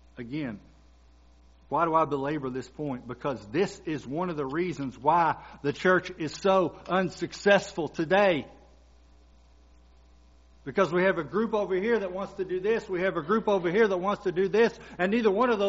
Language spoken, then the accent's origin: English; Kentucky, United States; moved away; I'm from Kentucky